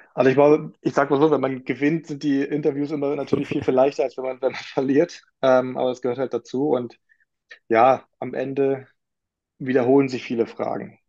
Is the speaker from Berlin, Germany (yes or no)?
yes; Berlin, Germany; gebürtig äh, war schon richtig, dass ich in Berlin geboren wurde